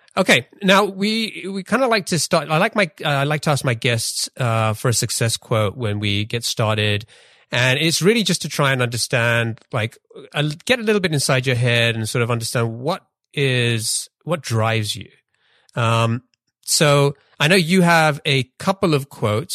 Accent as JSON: {"language": "English", "region": "London", "country": "United Kingdom", "tie": "born or raised there", "also_born_or_lived": "Pakistan / Denmark", "said": "I grew up in, I grew up in London"}